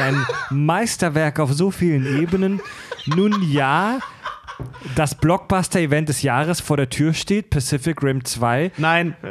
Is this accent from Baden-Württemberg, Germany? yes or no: yes; Kieselbronn, Baden-Württemberg, Germany; also born or lived in Mühlacker; ich bin gebürtig Schwabe, geboren in Mühlacker, das ist Württemberg, aufgewachsen in Baden, in Kieselbronn